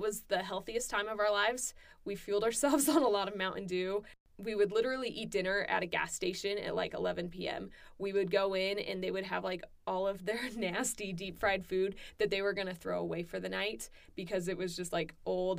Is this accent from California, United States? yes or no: yes; Southern California, United States; moved away as an adult; also born or lived in Arkansas; I'm from California